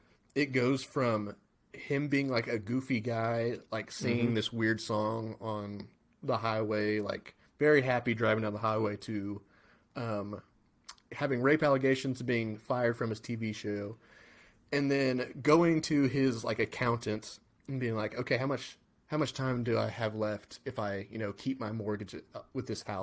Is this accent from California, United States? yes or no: yes; California, United States; I'm from California.